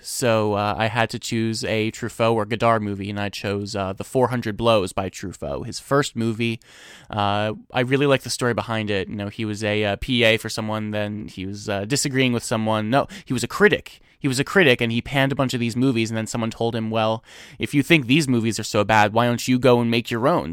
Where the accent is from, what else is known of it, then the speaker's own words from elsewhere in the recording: New Jersey, United States; also born or lived in Boston; I'm from New Jersey.